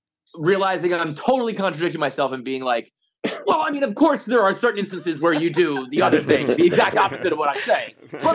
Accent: Bronx, New York, United States; born there; My grandfather, we're a Bronx family.

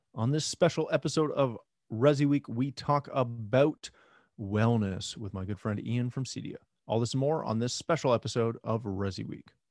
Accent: Canada; I'm Canadian

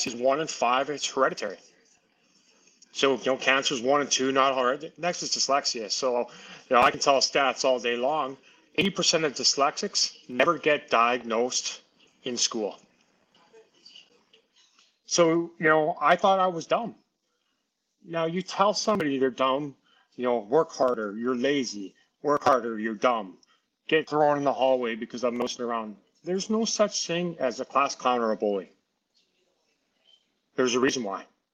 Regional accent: Saskatchewan, Canada; born or raised there

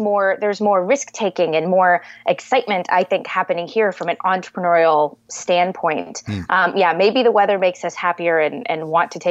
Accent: Southern California, United States; moved away as an adult; also born or lived in Columbus, Ohio; I'm from Southern California. My parents are native to San Diego

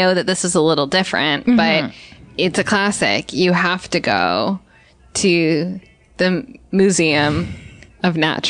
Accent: New York, United States; You growing up in New York, you would think that like museums are just our thing

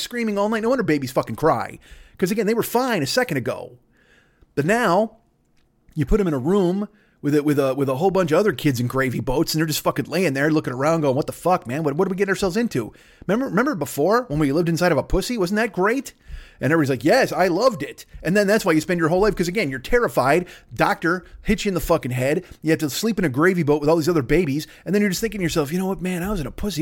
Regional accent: Chicago, Illinois, United States; I'm from Chicago

